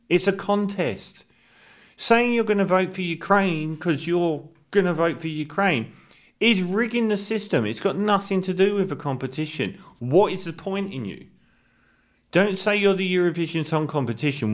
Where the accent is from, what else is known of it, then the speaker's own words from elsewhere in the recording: United Kingdom; speaking as a Brit here